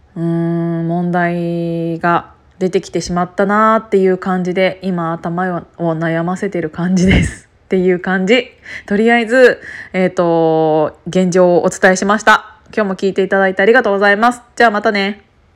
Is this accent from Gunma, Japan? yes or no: yes; Kiryu, Gunma, Japan; 私は群馬県桐生市の出身なので機織りの産地だった